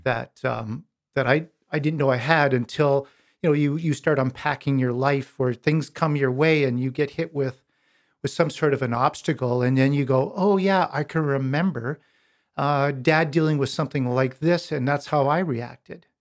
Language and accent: English; Pincher Creek, Alberta, Canada; Born and raised in Pincher Creek, Alberta, on a farm, on a grain farm and cattle farm